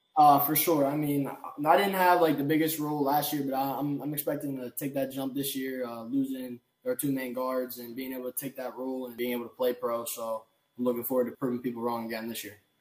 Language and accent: English; Pittsburgh, Pennsylvania, United States; I'm from Pittsburgh.